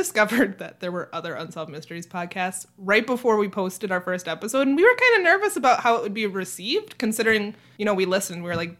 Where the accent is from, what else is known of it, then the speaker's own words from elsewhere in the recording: Minnesota, United States; accent: Minnesota; No one complained about my Minnesota accent.